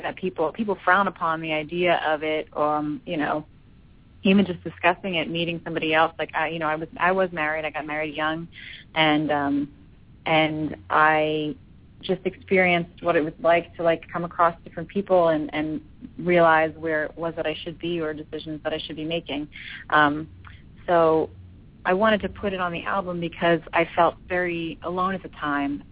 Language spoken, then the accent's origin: English; Philadelphia, Pennsylvania, United States; moved away as an adult; now in Los Angeles, United States; It's always nice to be in my hometown